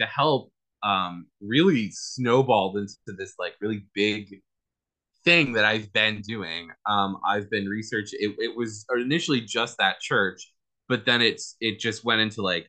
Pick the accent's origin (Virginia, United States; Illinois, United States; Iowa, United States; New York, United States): New York, United States; Rochester; moved away; also born or lived in Southern California; I was born here in Rochester, moved to Southern California, and then I moved back here probably like 10 years ago